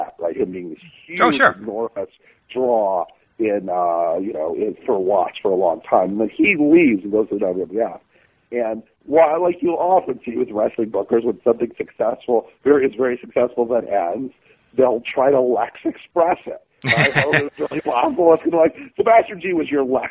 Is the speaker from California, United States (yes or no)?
yes; Oakland, California, United States; my hometown of Oakland, California